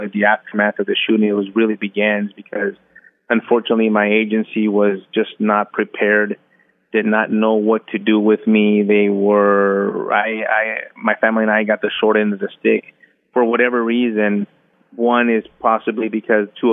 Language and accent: English; United States; We are U.S. Americans in a foreign country